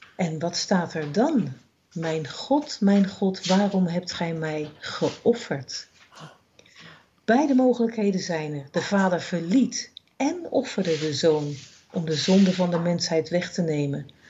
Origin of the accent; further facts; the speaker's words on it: Netherlands; als Nederlanders